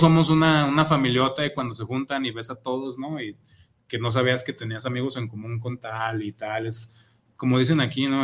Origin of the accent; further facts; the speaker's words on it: Zapopan, Jalisco, Mexico; also born or lived in Guadalajara; tenemos que tirar barrio de donde somos, vamos a tirar barrio Zapopano.